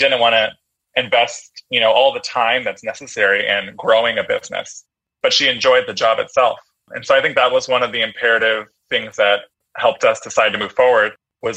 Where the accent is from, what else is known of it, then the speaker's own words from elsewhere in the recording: San Francisco, California, United States; I'm a San Francisco native. I was born in San Francisco, grew up in San Francisco, went to school in San Francisco.